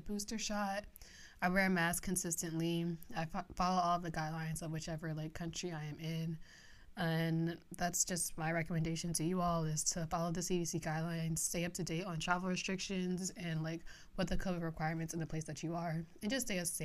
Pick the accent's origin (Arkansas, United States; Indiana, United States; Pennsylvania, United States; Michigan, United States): Pennsylvania, United States; moved away; I visited my hometown back in Pennsylvania a lot